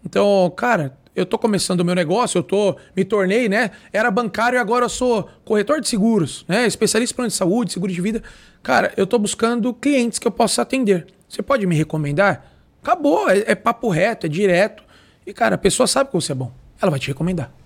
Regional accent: Brazil; nós não fomos criados com essa cultura no Brasil

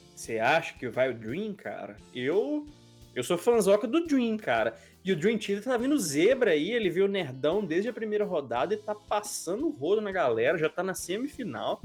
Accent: Belo Horizonte, Minas Gerais, Brazil; da minha cidade natal também, de Belo Horizonte

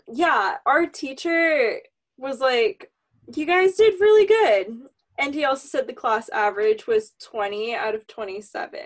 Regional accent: California, United States; we're from California

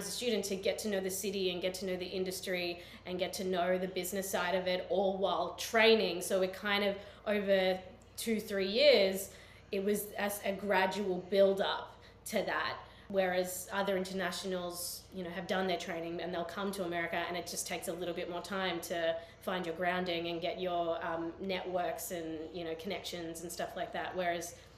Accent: Australia; accent: Australian; moved away as an adult; now in United States; I come from Australia

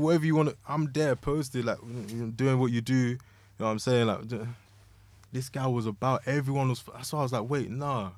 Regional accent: London, United Kingdom; moved away; also born or lived in Kansas City; growing up in Lewisham.

